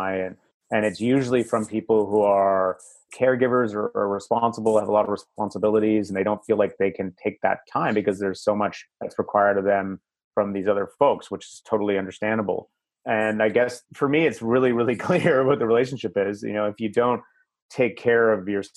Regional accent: Canada; I'm Canadian

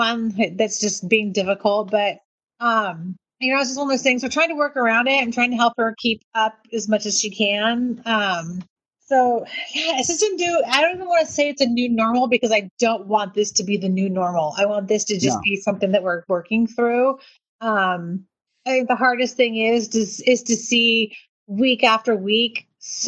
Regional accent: United States

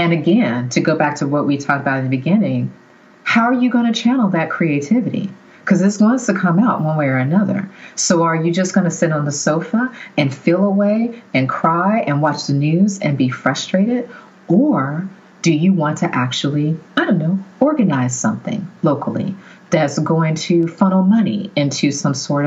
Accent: the South, United States; I grew up in the South

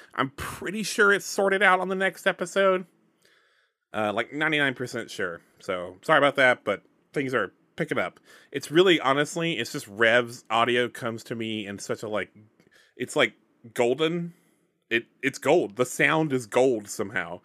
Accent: Alabama, United States; I'm from Alabama

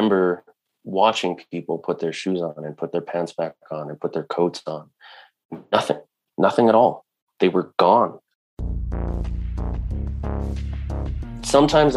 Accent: Denver, Colorado, United States; when I was a boy growing up in Denver, Colorado

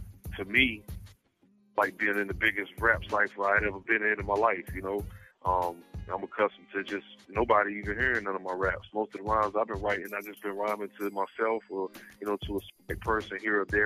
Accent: Raleigh, North Carolina, United States; I'm from Raleigh

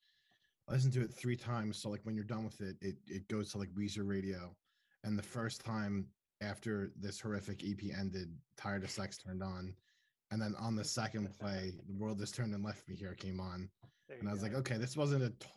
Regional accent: New Jersey, United States; I am from New Jersey

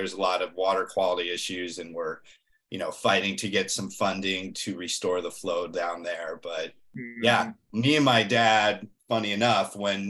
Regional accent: Northeast, United States; now in Florida, United States; So, you know, I grew up in the Northeast and I now live in Florida, and I've been here for 20 years, which is just crazy.

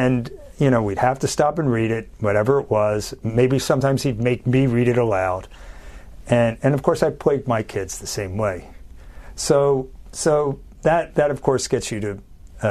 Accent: Philadelphia, Pennsylvania, United States; I was born in Philly

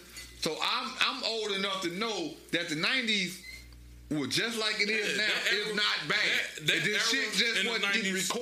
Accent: Chicago, Illinois, United States; I'm K Town though.

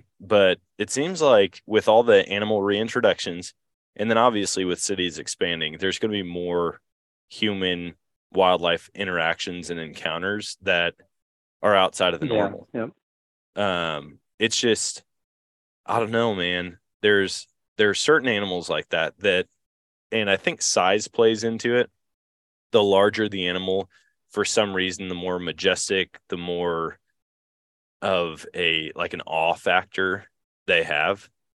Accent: Eau Claire, Wisconsin, United States; So I grew up in Wisconsin or in Eau Claire.

